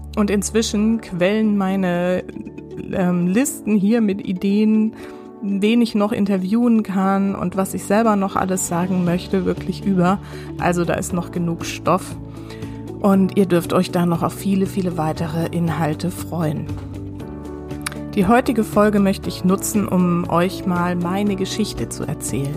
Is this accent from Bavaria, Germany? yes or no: no; near Heidelberg, Odenwald, Baden-Württemberg, Germany; Ich bin in der Nähe von Heidelberg aufgewachsen, mitten im Odenwald.